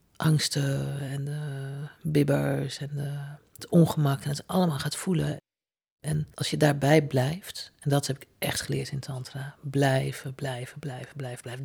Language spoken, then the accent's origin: Dutch; Zutphen, Gelderland, Netherlands; Als kind wonen wij in Zutphen naast de bibliotheek